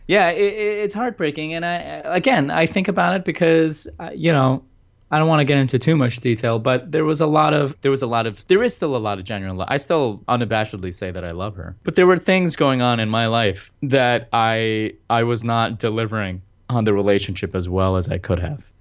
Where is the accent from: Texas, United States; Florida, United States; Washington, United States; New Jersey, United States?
New Jersey, United States; We're both from Jersey